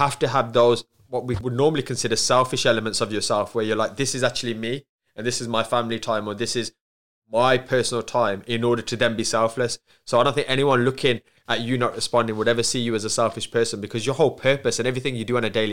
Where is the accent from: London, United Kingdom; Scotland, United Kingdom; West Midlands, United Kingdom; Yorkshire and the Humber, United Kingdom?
West Midlands, United Kingdom; Wolverhampton; accent: Black Country / Wolverhampton; my accent being from the Black Country and then Wolverhampton